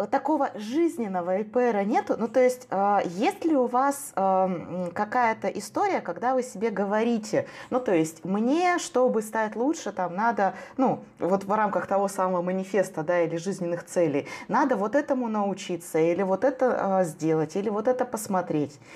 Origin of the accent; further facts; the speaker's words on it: Omsk, Omsk Oblast, Russia; я же просто из Омска